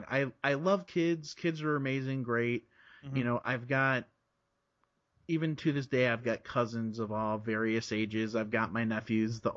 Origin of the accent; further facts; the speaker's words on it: Chicago, Illinois, United States; also born or lived in South Florida, United States; I was I was born in South Florida. Okay. And my family moved to Chicago when I was like three.